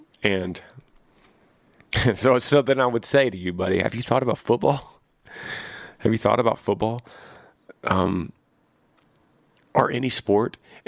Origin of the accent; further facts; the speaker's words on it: Texas, United States; Yeah, John, I grew up in Texas, and the thing that we did was play football.